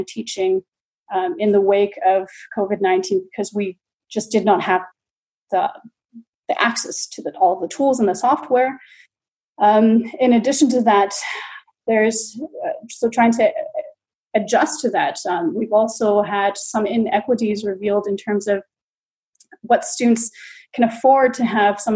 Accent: BC, British Columbia, Canada; moved away as an adult; now in Dortmund, Germany; I'm a Canadian who's been based in Germany since 2012. So I have been educated and also practiced planning in Canada, in BC.

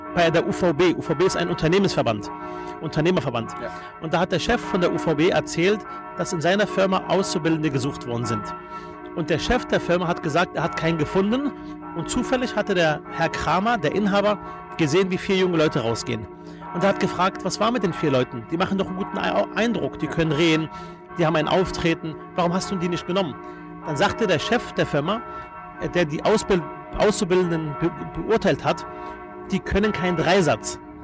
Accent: Berlin, Germany; also born or lived in Palestine; Ich bin geboren in Palästina. Äh, Im Alter von fünf Jahren kam ich nach Berlin

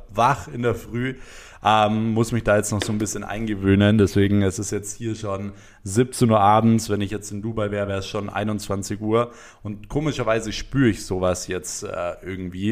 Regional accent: Germany; bei uns in Deutschland

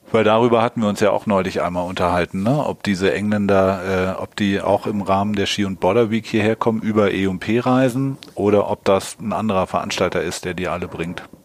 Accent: Hamburg, Germany; wir kommen ja aus Hamburg

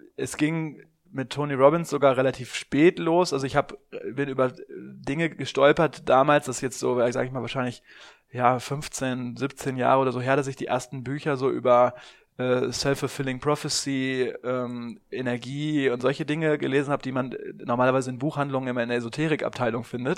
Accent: Germany; gerade als Deutscher

